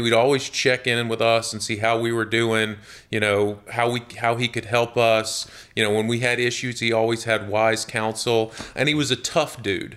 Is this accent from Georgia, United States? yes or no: yes; Jonesboro, Georgia, United States; I grew up in a, in a little town just south of Atlanta, about eighteen mile, miles south of Atlanta called Jonesboro, Georgia